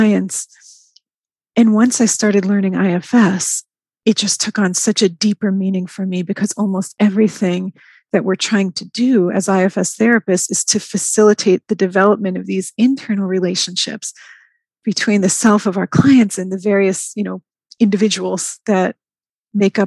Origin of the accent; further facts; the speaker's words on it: New York, United States; moved away as an adult; now in Atlanta, United States; I moved from New York. That's where I had grown up